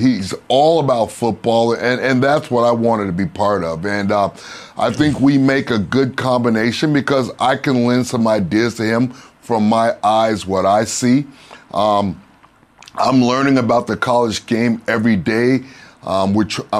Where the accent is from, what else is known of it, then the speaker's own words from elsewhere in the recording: Miami, Florida, United States; it's my hometown. I went to high school here, played college football here